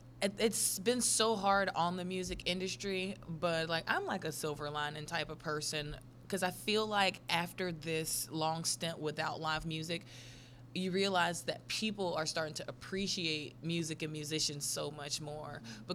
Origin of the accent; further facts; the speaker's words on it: Mississippi, United States; we grew up in South Mississippi, where country is just life.